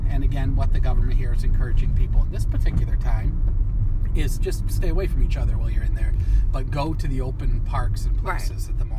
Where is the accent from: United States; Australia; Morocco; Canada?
United States; moved away as an adult; now in United Kingdom; I'm very American